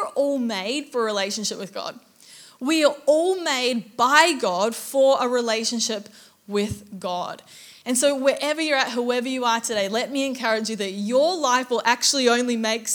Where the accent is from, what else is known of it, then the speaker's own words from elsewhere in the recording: Auckland, New Zealand; now in Gold Coast, Australia; I grew up in Auckland, New Zealand